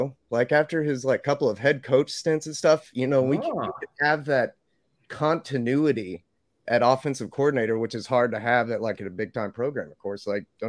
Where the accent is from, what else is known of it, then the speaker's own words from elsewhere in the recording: Athens, Georgia, United States; I was born in Athens.